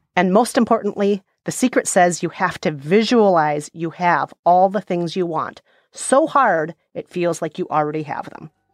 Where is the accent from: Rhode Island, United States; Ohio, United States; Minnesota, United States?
Minnesota, United States; I grew up in Minnesota